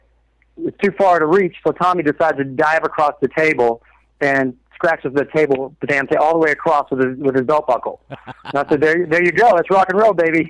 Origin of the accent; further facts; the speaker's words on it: Kentucky, United States; I'm a hillbilly from Kentucky